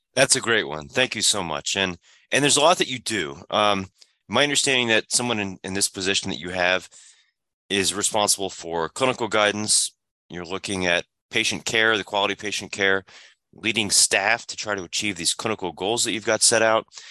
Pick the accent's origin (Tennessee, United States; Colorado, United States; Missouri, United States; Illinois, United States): Illinois, United States; moved away; the pediatrician and, and the family care practitioner and father and son practice that I had growing up in Illinois